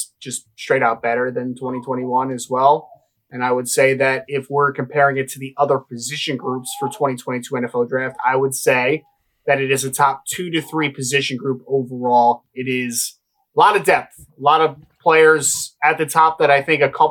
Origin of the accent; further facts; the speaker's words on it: New Jersey, United States; I'm from New Jersey